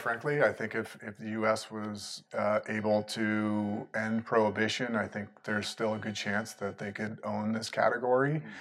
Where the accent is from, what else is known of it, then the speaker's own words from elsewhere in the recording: United States; an American businessman